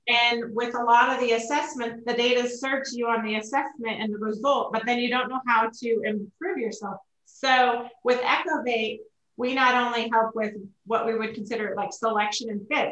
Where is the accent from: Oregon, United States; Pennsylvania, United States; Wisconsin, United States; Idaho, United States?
Oregon, United States; moved away as an adult; now in Colorado, United States; I grew up in Oregon